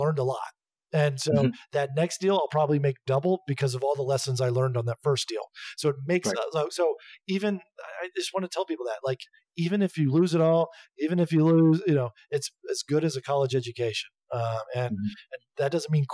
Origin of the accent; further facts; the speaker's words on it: Atlanta, Georgia, United States; moved away; also born or lived in New York City, United States; my hometown's Atlanta. So, I recently moved back to Atlanta